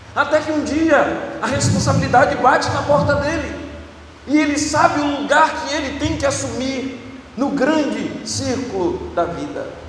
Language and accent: Portuguese; Bahia, Brazil; eu sou baiano